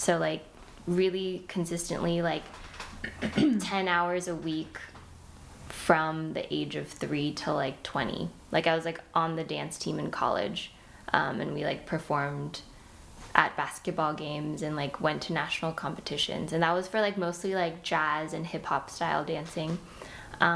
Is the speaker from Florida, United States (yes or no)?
no; Fullerton, California, United States; moved away as an adult; also born or lived in New York; I grew up in Fullerton, which is North Orange County